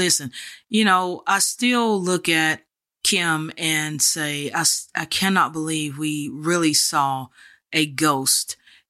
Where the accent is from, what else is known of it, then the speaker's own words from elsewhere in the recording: Texas, United States; I'm from Texas, you know.